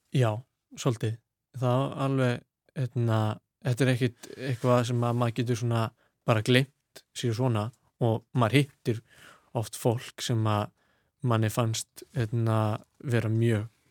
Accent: Reykjavík, Capital Region, Iceland; moved away as an adult; now in London, United Kingdom; ég ólst upp í Vesturbænum

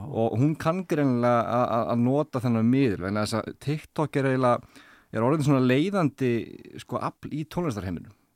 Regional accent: Iceland; við Íslendingar

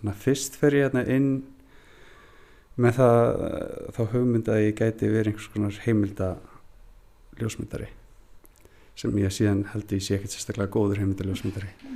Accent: Húsavík, Northeastern Region, Iceland; moved away; elst ég upp þannig á Húsavík

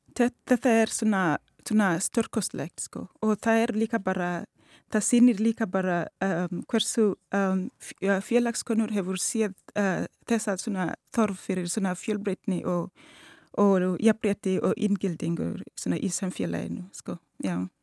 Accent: Kenya; Icelandic is a second language; now in Iceland; ég ólst upp í Kenya

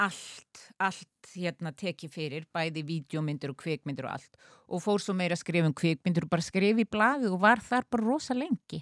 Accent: Akureyri, Northeastern Region, Iceland; accent: northern Icelandic; moved away as an adult; also born or lived in Sweden / France / United States; now in Reykjavík, Iceland; Akureyri eru uppeldisbæri minn

